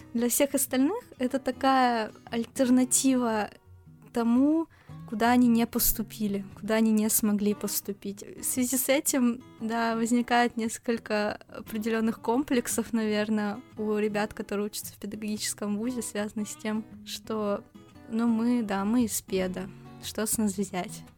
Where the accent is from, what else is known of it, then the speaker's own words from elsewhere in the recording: Novosibirsk, Novosibirsk Oblast, Russia; мы с Кириллом из Новосибирска